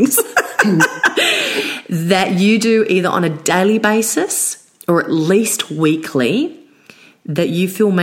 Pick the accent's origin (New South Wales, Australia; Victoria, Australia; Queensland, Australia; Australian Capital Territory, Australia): New South Wales, Australia; Blue Mountains; I was brought up in the Blue Mountains